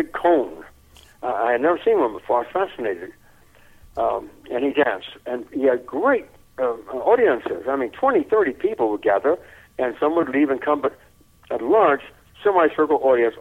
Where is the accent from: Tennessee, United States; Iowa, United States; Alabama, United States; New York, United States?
Tennessee, United States; Memphis; also born or lived in San Antonio, Texas; we moved from San Antonio, where there was no work, and where I was born, to Memphis, Tennessee